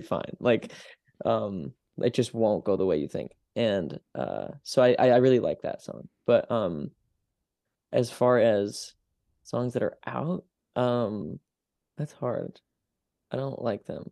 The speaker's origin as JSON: {"language": "English", "town": "Utica", "region": "New York", "country": "United States", "tie": "born or raised there", "moved": "yes", "lives_now": "Brooklyn, United States", "said": "my hometown"}